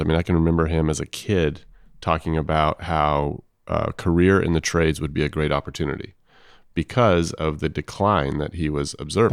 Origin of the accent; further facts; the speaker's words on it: Los Angeles, California, United States; I'm from Los Angeles.